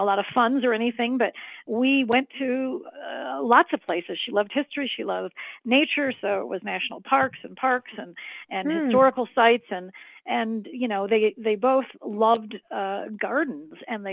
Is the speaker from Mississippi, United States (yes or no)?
no; Chicago, Illinois, United States; moved away; also born or lived in Highland Park, Illinois; I was born and raised in Chicago, and then later in my youth moved to the suburb of Highland Park, Illinois